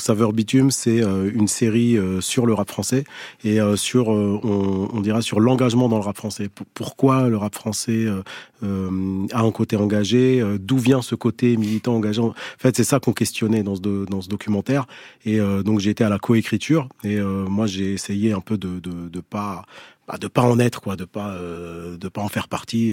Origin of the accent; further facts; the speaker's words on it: Algeria; je suis né en Algérie